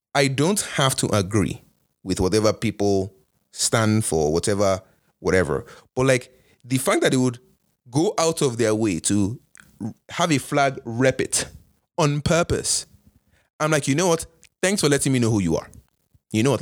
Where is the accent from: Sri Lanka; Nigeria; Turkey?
Nigeria; also born or lived in Canada; now in United States; as a Nigerian Canadian